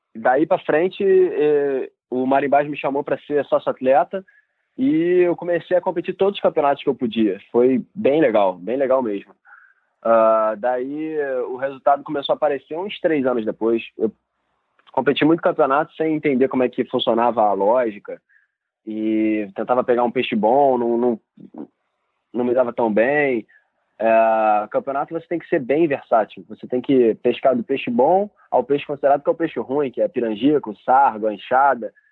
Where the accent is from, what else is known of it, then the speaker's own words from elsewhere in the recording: Rio de Janeiro, Brazil; as ilhas aqui do litoral do Rio, onde eu fui criado pescando